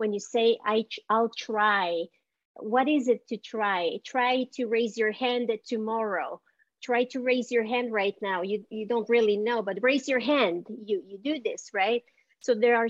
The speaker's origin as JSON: {"language": "English", "town": "Montreal", "region": "Quebec", "country": "Canada", "tie": "born or raised there", "also_born_or_lived": "El Salvador", "accent": "Montreal", "moved": "as an adult", "lives_now": "United States", "said": "my family left and went to Canada"}